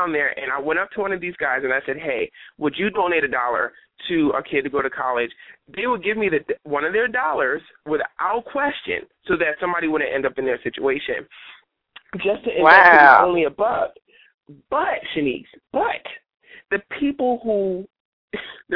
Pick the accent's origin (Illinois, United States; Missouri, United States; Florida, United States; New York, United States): New York, United States; New York City; moved away; my hometown, which is New York City.